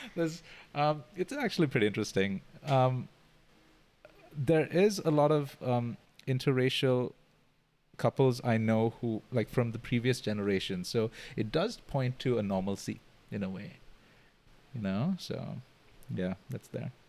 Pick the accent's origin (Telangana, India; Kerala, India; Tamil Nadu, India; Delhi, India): Kerala, India; moved away as an adult; now in Singapore; I come from um, India, I come from Kerala